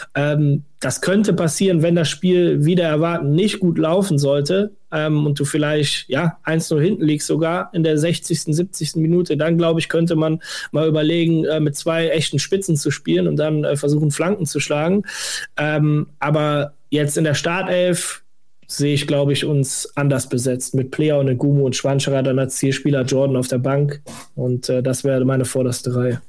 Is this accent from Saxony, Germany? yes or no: no; Westerwald, Rhineland-Palatinate, Germany; now in Berlin, Germany; ich komme gebürtig aus dem Westerwald